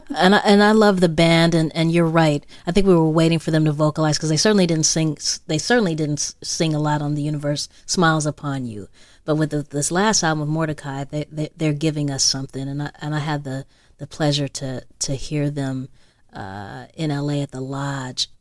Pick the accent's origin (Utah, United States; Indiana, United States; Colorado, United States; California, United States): California, United States; Los Angeles; I grew up in South Central L A, uh, Uh, Slauson